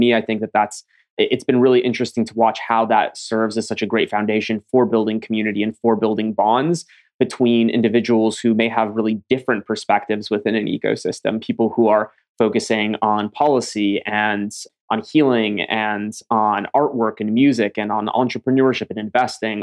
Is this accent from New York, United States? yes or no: yes; upstate New York, United States; also born or lived in Ukraine; I came as a refugee from the Ukraine and grew up in a refugee community in upstate New York